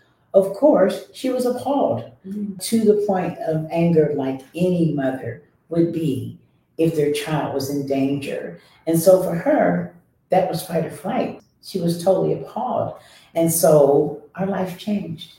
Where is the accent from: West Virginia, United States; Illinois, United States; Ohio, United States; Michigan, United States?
Ohio, United States; Columbus; I was born and raised here in Columbus, Ohio.